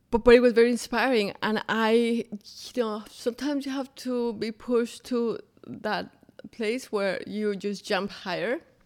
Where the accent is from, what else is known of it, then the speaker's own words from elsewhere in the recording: Bogotá, Colombia; English is a second language; moved away as an adult; now in Orlando, United States; I grew up in Bogota, Colombia